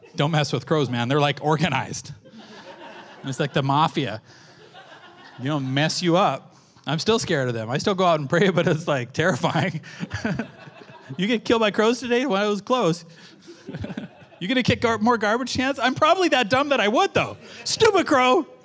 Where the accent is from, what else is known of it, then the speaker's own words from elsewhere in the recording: Canada; I'm a Canadian